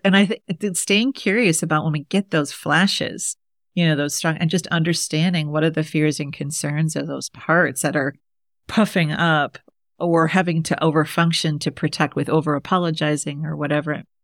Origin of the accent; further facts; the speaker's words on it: Midwest, United States; I'm from the Midwest, so I could talk to my Midwestern people